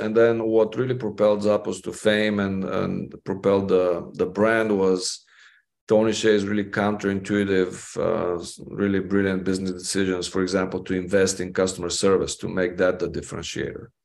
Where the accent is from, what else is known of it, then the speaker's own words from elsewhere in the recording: Bulgaria; moved away as an adult; now in Las Vegas, United States; growing up in Bulgaria and then coming to the United States to study psychology